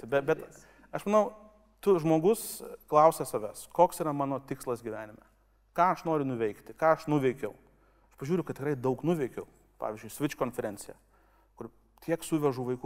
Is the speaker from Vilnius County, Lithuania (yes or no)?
no; Kaunas, Kaunas County, Lithuania; nuo to, kad gimiau Kaune.